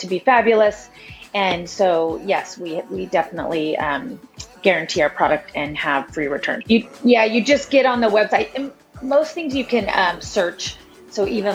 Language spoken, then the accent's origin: English; Montana, United States; now in Portland, United States; I was actually born and raised in Montana